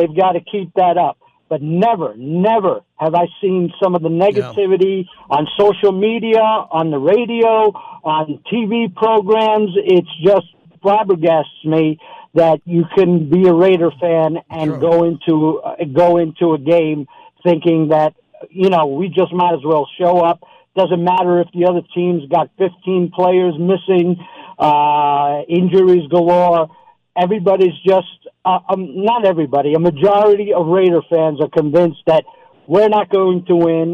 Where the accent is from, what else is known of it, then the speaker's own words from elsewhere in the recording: New York, United States; moved away as an adult; now in Arizona, United States; I'm originally from New York, born and raised, and moved out to Arizona years ago